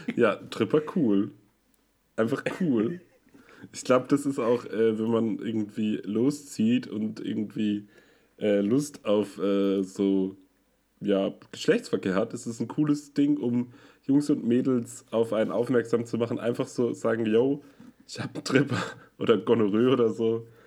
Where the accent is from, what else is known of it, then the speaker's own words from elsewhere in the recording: Münster, North Rhine-Westphalia, Germany; ich komme ja aus Münster